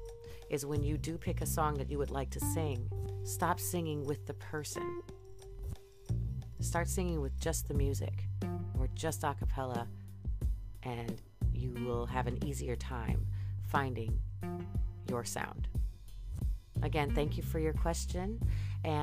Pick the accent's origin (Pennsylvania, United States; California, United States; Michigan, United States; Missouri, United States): Michigan, United States; now in Boston, United States; I'm from Michigan.